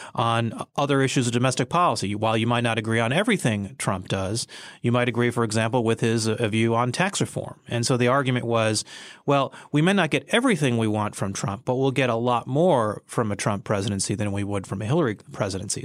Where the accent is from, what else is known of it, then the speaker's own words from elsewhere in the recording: United States; I was born here and I'm a citizen of the United States